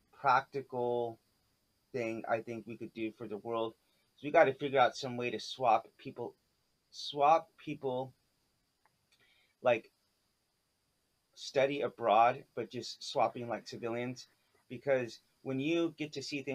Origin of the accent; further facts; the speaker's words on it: United States; now in Asia; as an American, looking in the world, living in Asia